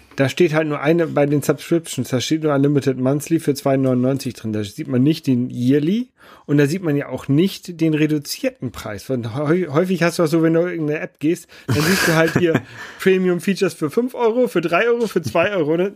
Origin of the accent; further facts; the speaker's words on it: Germany; bei uns in Deutschland